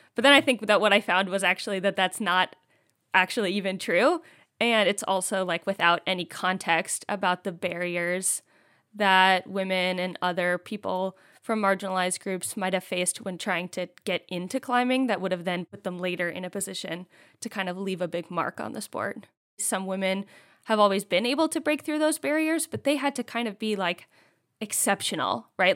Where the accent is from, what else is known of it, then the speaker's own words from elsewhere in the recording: East Coast, United States; moved away; I'm from the East Coast